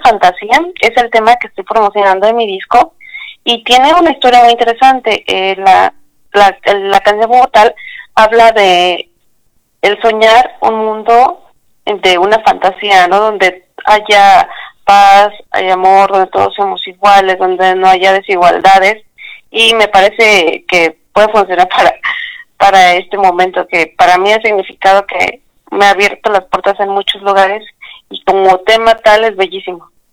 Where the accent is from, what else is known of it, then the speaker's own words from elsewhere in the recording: Tultepec, State of Mexico, Mexico; Yo soy originaria del Estado de México, nací en Tultepec